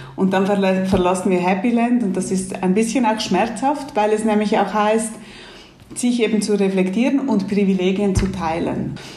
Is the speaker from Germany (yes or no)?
no; Switzerland; Ich bin hier in der Schweiz aufgewachsen